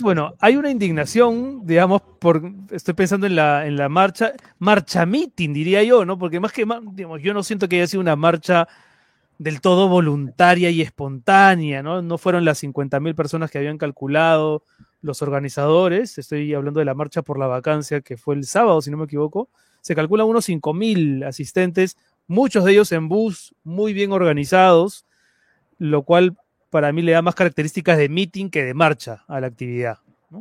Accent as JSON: {"language": "Spanish", "country": "Peru", "said": "Las crisis continuas que los peruanos venimos soportando"}